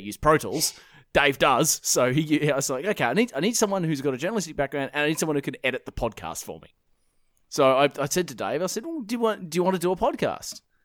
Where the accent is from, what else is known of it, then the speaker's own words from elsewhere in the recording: Perth, Western Australia, Australia; born and raised in, uh, in Perth, Western Australia